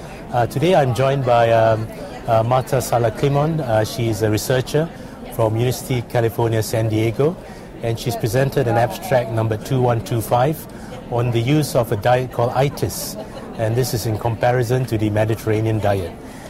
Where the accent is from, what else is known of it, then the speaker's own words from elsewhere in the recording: London, United Kingdom; from London, United Kingdom.